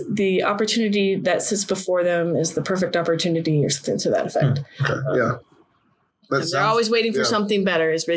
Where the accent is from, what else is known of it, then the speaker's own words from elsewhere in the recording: Minnesota, United States; also born or lived in Virginia / Connecticut / California / Japan; now in East Tennessee, United States; So I grew up in Minnesota. Then I moved to Virginia. Then I moved to Connecticut. Then I moved to California. Then I went to Japan.